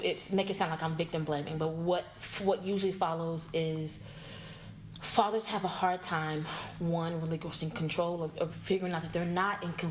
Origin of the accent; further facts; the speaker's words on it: Dallas, Texas, United States; born and raised here in Dallas. Um, I grew up in Oak Cliff, educated in DISD schools.